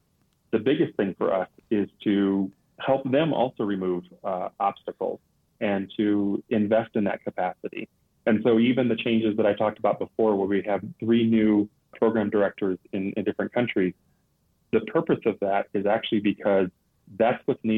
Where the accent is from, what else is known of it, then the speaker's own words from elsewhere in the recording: Liberia; When I grew up in this organization, growing up in Liberia, we had, I don't know, probably 3 expatriate missionaries for every language community that we worked with.